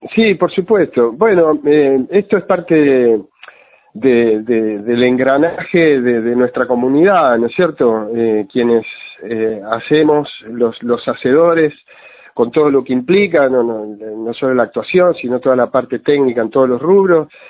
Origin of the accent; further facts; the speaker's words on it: Junín, Buenos Aires Province, Argentina; Yo me crié adentro de un cine. Yo soy de Junín, de la mm. provincia de Buenos Aires